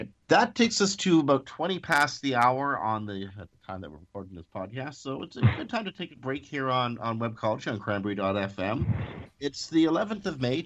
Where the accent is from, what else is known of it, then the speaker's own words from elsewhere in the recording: Canada; we're Canadian